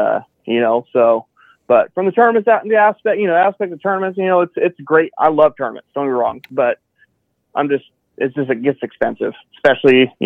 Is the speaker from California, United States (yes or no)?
yes; Citrus Heights, California, United States; also born or lived in Roseville, California; Citrus Heights, Warrenville, Roseville, kind of home area